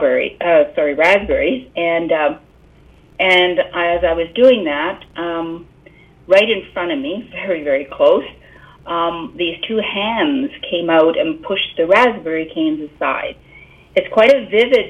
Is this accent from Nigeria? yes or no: no; South Porcupine, Ontario, Canada; I was born and raised in South Porcupine. If you want to know, that's near Timmins.